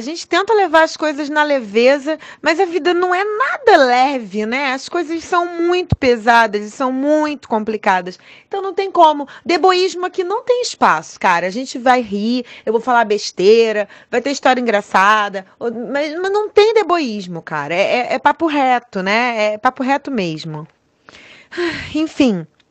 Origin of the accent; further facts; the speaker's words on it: Duque de Caxias, Rio de Janeiro, Brazil; Lacaxiense perdida na né? zona norte do Rio de Janeiro.